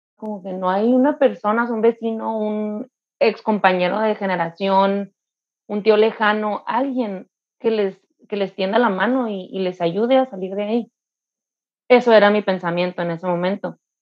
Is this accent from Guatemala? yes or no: no; Mexicali, Baja California, Mexico; soy de Mexicali